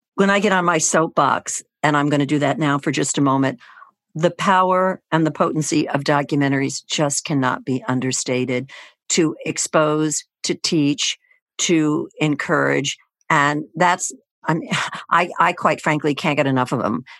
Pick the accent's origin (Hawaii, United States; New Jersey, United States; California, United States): New Jersey, United States; Tenafly; also born or lived in Teaneck, New Jersey; I grew up in Tenafly, and I currently live in Teaneck